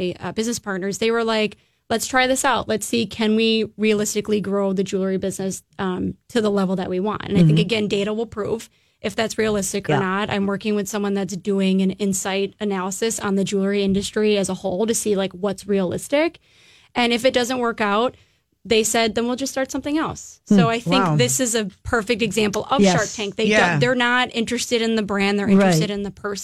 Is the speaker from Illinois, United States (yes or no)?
yes; Illinois, United States; moved away as an adult; now in Minneapolis, United States; I grew up in Illinois